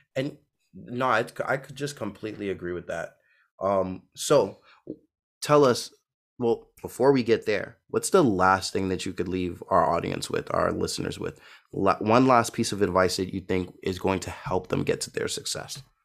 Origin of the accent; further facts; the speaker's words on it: New York City, New York, United States; I grew up in Brooklyn, New York